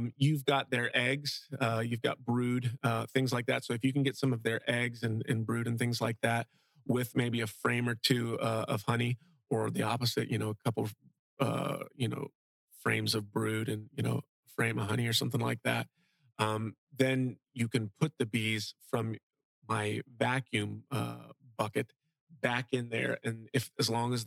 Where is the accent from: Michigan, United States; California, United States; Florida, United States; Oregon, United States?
Florida, United States; Fort Myers; now in Bokeelia, United States; I grew up in South Fort Myers in an area called Briarcliff